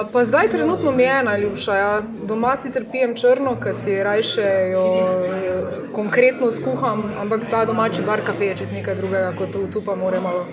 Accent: Maribor, Styria, Slovenia; smo Mariborčani

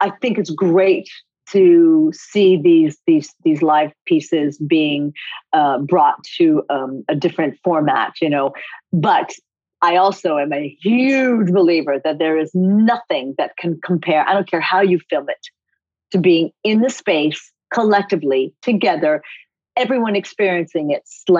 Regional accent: Coventry, Rhode Island, United States; also born or lived in Japan; I was made in America, but born in Japan. So I am first generation Japanese American. But I grew up in Rhode Island, tiny little town called Coventry, Rhode Island

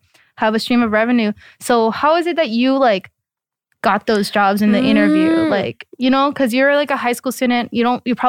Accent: United States; obviously I grew up in the States, but you know, my parents speak Korean.

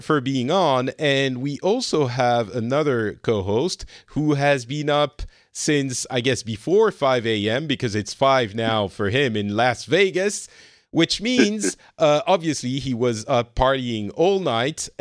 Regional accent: France; also born or lived in Middle East; now in Finland; I'm originally from France.

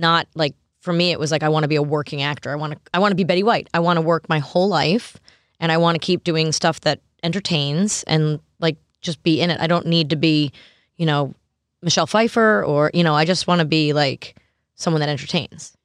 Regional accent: Long Island and Manhattan, New York, United States; moved away as an adult; also born or lived in Los Angeles; now in Nashville, United States; I grew up in New York on Long Island and Manhattan, and then moved to L A when I was twenty

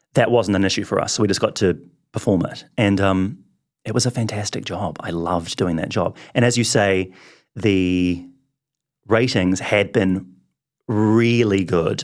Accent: Wellington, New Zealand; I grew up in Wellington

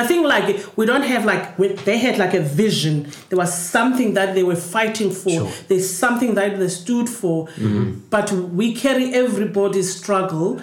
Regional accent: Cape Town, Western Cape, South Africa; When we grew up in Crossroads

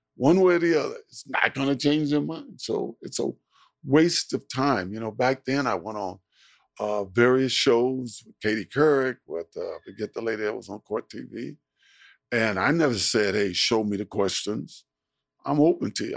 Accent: San Francisco, California, United States; moved away as an adult; also born or lived in Miami / Buffalo; I grew up in San Francisco

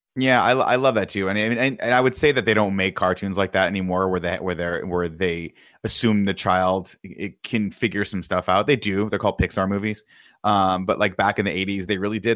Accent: Riverside, California, United States; I'm from Riverside, California

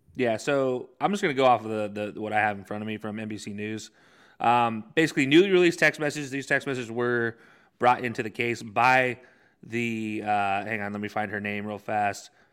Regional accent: Alabama, United States; growing up in Alabama

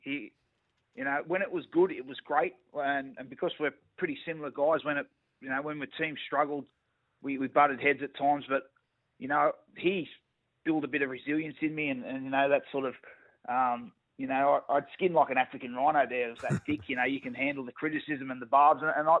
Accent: Newcastle, New South Wales, Australia; also born or lived in Canberra / Bondi; You know, I come from Canberra. They just won the comp. You know, I grew up in Newcastle, spent about 5 years in Canberra, and then next minute I'm in the middle of Bondi

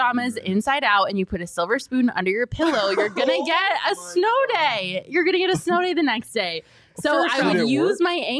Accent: Colorado, United States; moved away; I grew up in Colorado

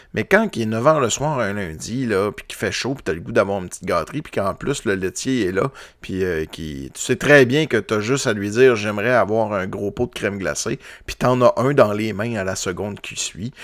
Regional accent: Quebec, Canada; je viens du Lac-Saint-Jean

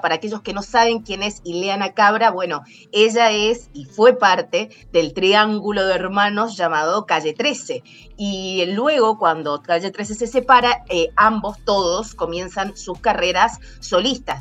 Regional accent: Cuyo, Argentina; now in Seattle, United States; los cuyanos de mi tierra

